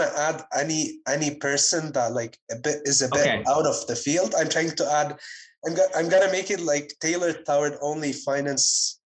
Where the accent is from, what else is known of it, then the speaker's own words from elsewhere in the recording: Ottawa, Ontario, Canada; moved away as an adult; now in Montreal, Canada; I'm an Ontario resident. So I was born in Ottawa.